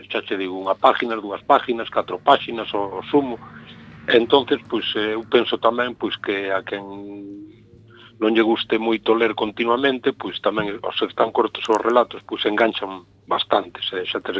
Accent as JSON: {"language": "Galician", "town": "Corme", "region": "Galicia", "country": "Spain", "tie": "born or raised there", "first_language": "Galician", "said": "Eu son de Corme, claro, e aquí, nacín aquí, vivo aquí."}